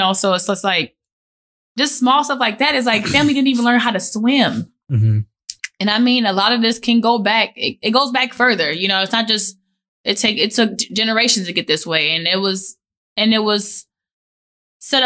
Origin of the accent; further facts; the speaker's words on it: Minneapolis, Minnesota, United States; I went to San Miguel in South Minneapolis, and they're a Catholic private school